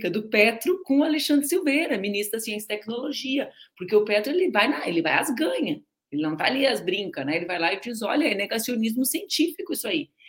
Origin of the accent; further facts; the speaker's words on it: Rio Grande, Rio Grande do Sul, Brazil; Eu também cresci em Rio Grande, é mais um ponto em comum nosso, comendo moeda, moeda de queijo e bomba na confeitaria Hollywood.